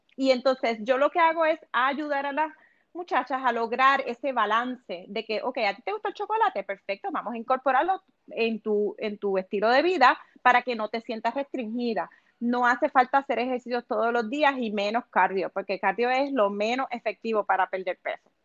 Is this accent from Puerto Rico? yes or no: yes; Puerto Rico; moved away as an adult; now in Los Angeles, United States; yo soy de Puerto Rico, obviamente pero me mudé a Los Ángeles hace cinco años atrás